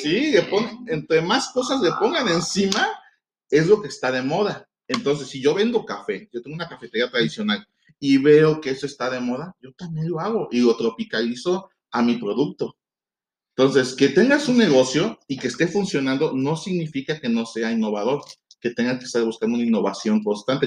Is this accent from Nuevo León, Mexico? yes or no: no; Veracruz, Mexico; moved away; yo soy de Veracruz, entonces allá la comida es completamente diferente a la de acá